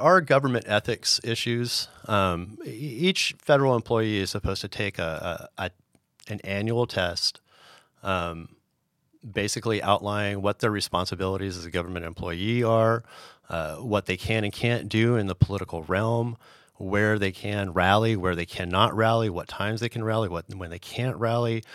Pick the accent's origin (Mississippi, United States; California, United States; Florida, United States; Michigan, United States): California, United States; San Diego; moved away as an adult; also born or lived in Sacramento / Europe; I grew up in San Diego